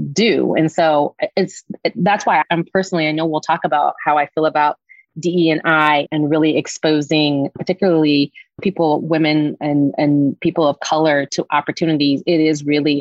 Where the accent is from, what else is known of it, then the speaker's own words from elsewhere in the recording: Washington, District of Columbia, United States; I'm from the Washington, D.C. area